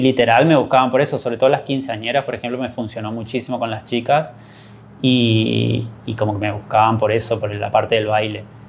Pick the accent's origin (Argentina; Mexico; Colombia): Argentina; Corrientes; also born or lived in Buenos Aires, Argentina; soy correntino